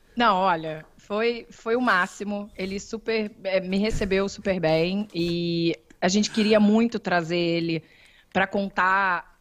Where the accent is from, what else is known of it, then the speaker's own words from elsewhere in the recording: Rio de Janeiro, Brazil; accent: carioca; eu sou carioquíssima